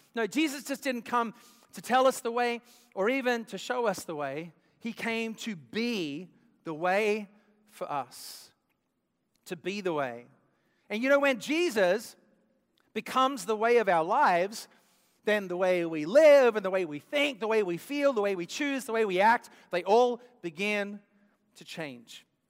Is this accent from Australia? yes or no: yes; Australia; moved away; I grew up in Australia